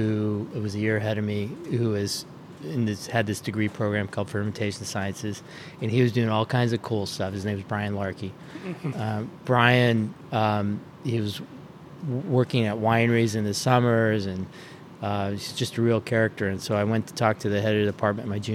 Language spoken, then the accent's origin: English; San Jose, California, United States; moved away as an adult; also born or lived in Davis, California / Boston area; now in Boston, United States; I grew up in San Jose, California